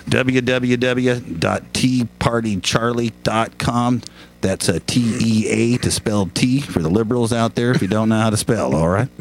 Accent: Lakewood, Washington, United States; I'm a local boy. There, born and raised in Lakewood

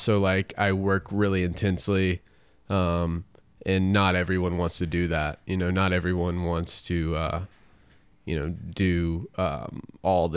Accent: Tennessee, United States; moved away; also born or lived in Seattle; I grew up in Tennessee, in different parts of Tennessee

